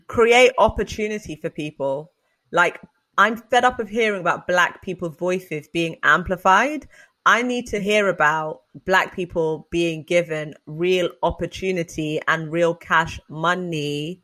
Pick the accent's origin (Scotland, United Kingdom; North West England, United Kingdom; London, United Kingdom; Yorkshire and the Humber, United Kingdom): London, United Kingdom; I'm from London